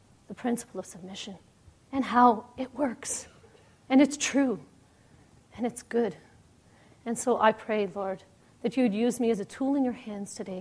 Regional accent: Toronto, Ontario, Canada; I'm from Toronto, Canada

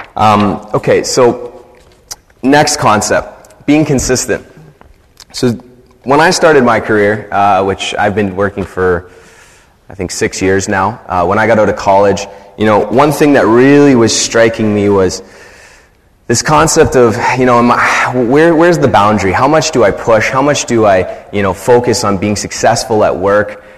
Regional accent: Canada; I'm a Canadian

